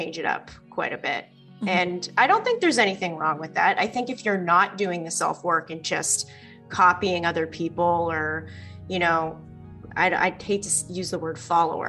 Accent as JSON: {"language": "English", "region": "East Coast", "country": "United States", "also_born_or_lived": "California", "moved": "yes", "said": "I'm originally from the East Coast"}